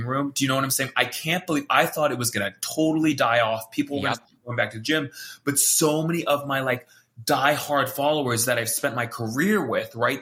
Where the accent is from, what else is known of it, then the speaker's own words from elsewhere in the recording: Hawaii, United States; I'm from Hawaii